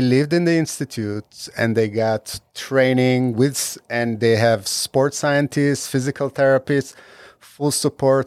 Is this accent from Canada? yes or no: no; Israel; moved away; When I grew up in Israel